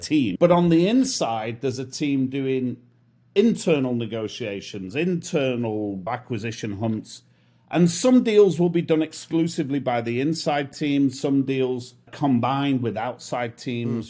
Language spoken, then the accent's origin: English; Manchester, North West England, United Kingdom; accent: British; moved away as an adult; now in Miami, United States; I'm from north of the wall, from Manchester, and I grew up in Manchester in the U K. I spent most of my life there